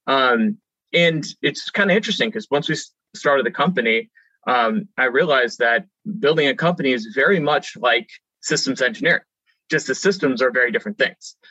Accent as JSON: {"language": "English", "region": "California", "country": "United States", "tie": "born or raised there", "said": "i grew up in California"}